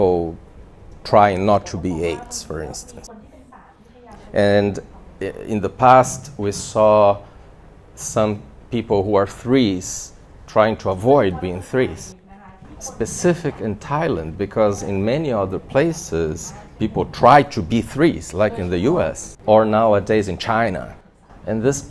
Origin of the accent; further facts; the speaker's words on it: Brazil; in my home country, Brazil